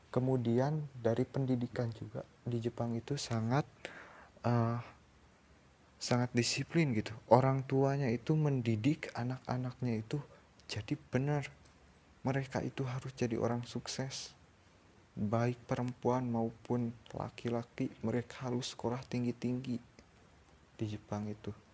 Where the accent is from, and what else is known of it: Indonesia